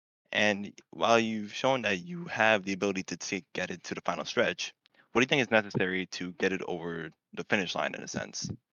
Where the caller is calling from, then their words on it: New York, United States; Oh, I'm from New York, and I got a question for Sup.